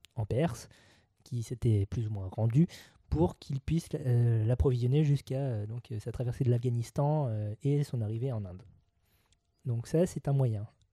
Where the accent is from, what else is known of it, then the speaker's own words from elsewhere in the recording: France; chez nous en France